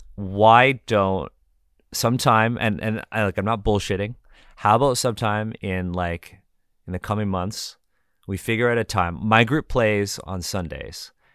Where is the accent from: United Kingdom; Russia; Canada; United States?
Canada; we're all Canadian here